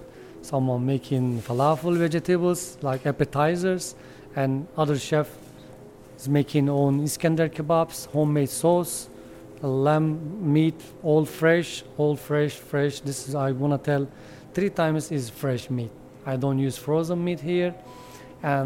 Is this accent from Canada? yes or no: no; Adana, Turkey; English is a second language; moved away; I come from Adana. I born Adana all my life. My whole family from Adana